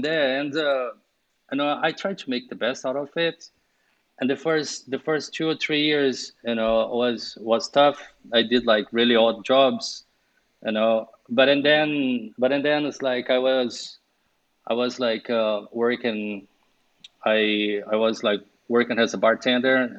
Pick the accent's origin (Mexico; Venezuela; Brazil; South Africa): Brazil; English is a second language; moved away as an adult; also born or lived in London, United Kingdom / Sweden; I was born and raised in Brazil.